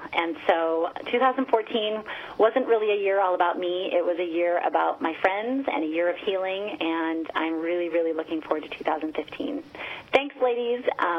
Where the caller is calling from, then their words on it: Beaverton, Oregon, United States; I am from Beaverton, Oregon.